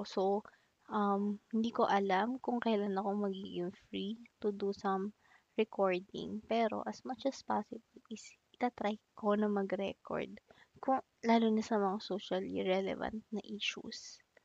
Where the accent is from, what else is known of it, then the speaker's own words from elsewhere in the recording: Makati, Metro Manila, Philippines; also born or lived in Pampanga; Actually, I'm from Makati. Ayun, um, dito na ako lumaki. Ah, pero pinanganak ako sa Pampanga